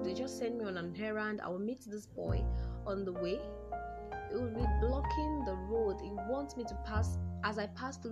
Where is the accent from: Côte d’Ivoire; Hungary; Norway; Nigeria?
Nigeria; Yoruba land, Yorubaland; I'm from the Yoruba tribe of Nigeria